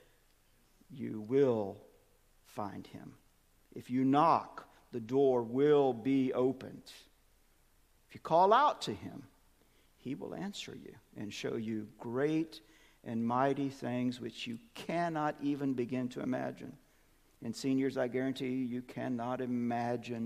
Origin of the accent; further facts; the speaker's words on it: Birmingham, Alabama, United States; moved away; Grew up, in Birmingham, born and raised in Birmingham.